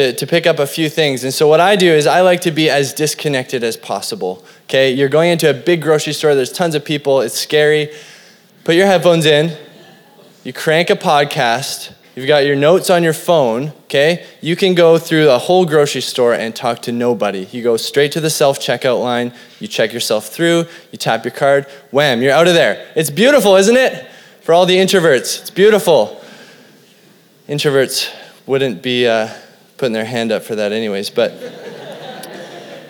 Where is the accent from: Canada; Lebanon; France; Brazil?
Canada; Cranbrook, British Columbia; I was growing up in Cranbrook, this little hick town in BC